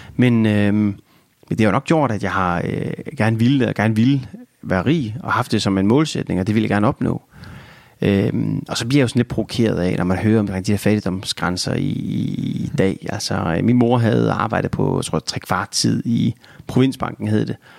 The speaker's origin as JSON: {"language": "Danish", "country": "Denmark", "said": "som dansker"}